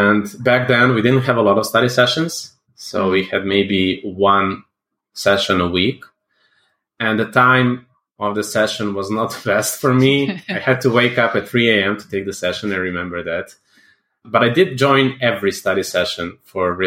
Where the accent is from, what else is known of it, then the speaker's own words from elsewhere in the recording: Serbia; I'm from Serbia